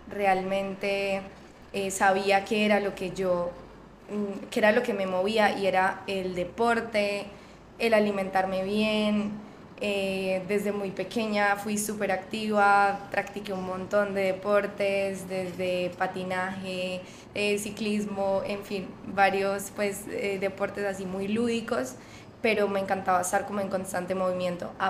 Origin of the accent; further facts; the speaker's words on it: Boyacá, Colombia; moved away as an adult; now in Medellín, Colombia; no soy paisa, vivo acá ya hace que 7, 8 años y llegué a Medellín por temas pues como de estudio, eh, pero nací en Boyacá. Eh, justamente el hecho de haber nacido en este departamento que que digamos que es un poco de personas muy conservadoras